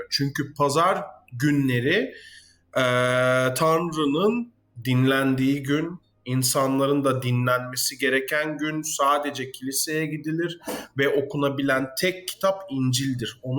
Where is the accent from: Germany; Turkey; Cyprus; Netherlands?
Netherlands; Hollanda'dayım mesela. Ee, ve Hollandalıyım.